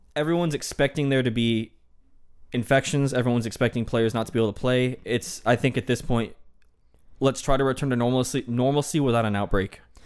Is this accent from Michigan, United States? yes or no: yes; Michigan, United States; I'm from Michigan